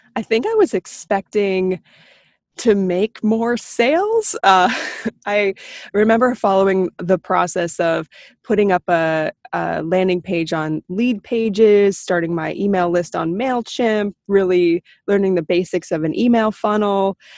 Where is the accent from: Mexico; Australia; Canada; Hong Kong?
Canada; Beaverton, Ontario; also born or lived in Toronto; I was born in Toronto, but grew up in a small town called Beaverton